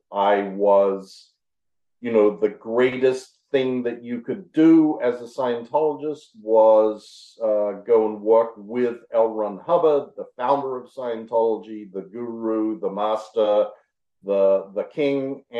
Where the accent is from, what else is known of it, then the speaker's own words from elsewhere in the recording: Adelaide, South Australia, Australia; Maybe a dozen. It was very, very small.